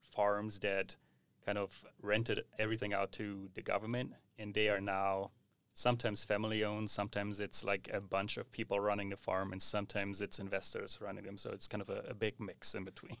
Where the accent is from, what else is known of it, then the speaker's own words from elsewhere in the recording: Southern Germany, Germany; we have a lot of small-scale farms in the south where Lara is coming from. I also originated from that area